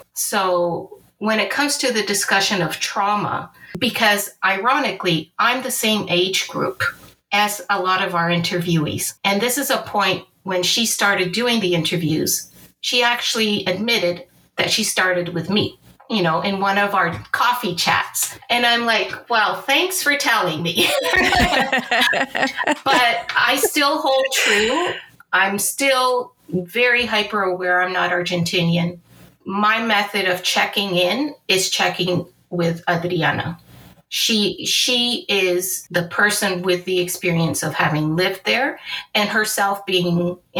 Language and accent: English; Angola; born there; moved away; And my personal history is that I was born in Angola, which was a previous Portuguese colony. My family and I were refugees from the War of Independence and the civil war that occurred after independence.